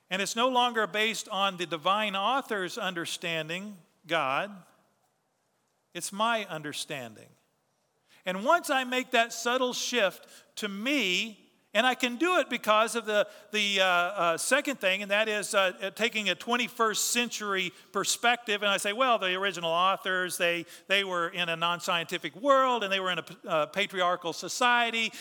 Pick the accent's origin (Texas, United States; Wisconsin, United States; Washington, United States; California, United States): Texas, United States; we're proud to be Texan